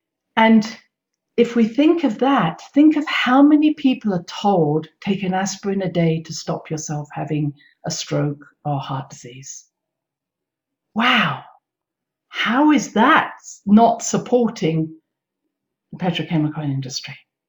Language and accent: English; United Kingdom; now in United States; But because I came from Britain and we had so much complementary medicine available, I hadn't known about what had happened here in America.